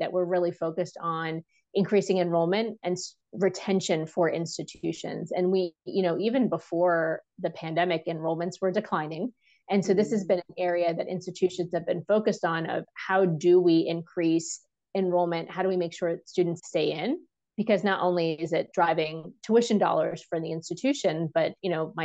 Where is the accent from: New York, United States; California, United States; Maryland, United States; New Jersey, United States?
New Jersey, United States; now in Washington, DC, United States; I live in DC. I'm from New Jersey originally.